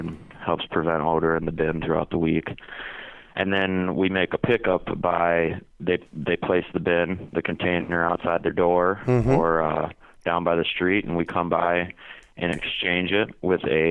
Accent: St. Michael, Minnesota, United States; moved away as an adult; also born or lived in Tempe, Arizona; now in Phoenix, United States; I grew up in Minnesota in a typical suburban town outside Minneapolis called St. Michael.

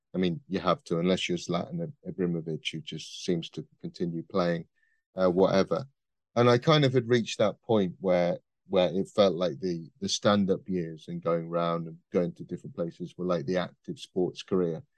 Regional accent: Midlands, United Kingdom; I am from the Midlands.

